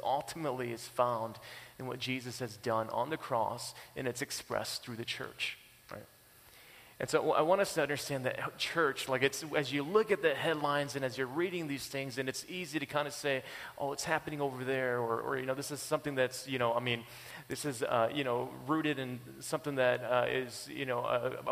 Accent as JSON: {"language": "English", "country": "United States", "moved": "yes", "lives_now": "Canada", "said": "I'm American, too."}